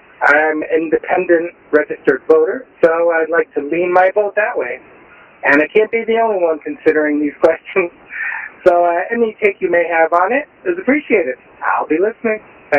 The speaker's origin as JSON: {"language": "English", "region": "Connecticut", "country": "United States", "said": "I'm from Connecticut. We have our own slim pickings here."}